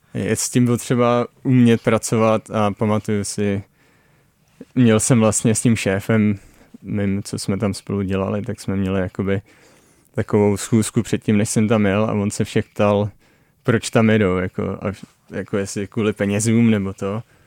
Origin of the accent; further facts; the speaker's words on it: Dyje-Svratka Valley lowland, South Moravian Region, Czechia; moved away as an adult; now in British Columbia, Canada; jsem se narodil v Polavské nížině